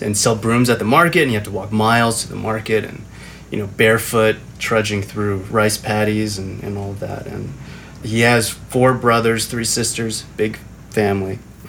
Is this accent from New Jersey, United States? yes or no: yes; Parsippany, New Jersey, United States; also born or lived in Taipei, Taiwan; I grew up in New Jersey.